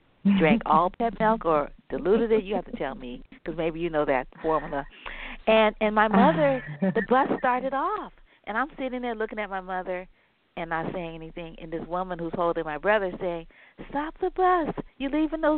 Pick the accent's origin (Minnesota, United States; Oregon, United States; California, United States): California, United States; San Francisco; I grew up in Ingleside on Granada